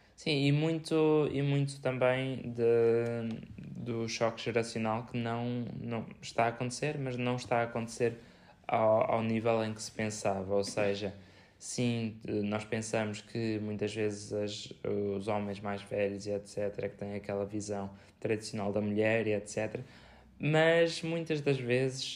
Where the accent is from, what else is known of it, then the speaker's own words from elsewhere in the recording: Viseu, Centro, Portugal; nós somos de Viseu e, eh, e somos Viseu, Portugal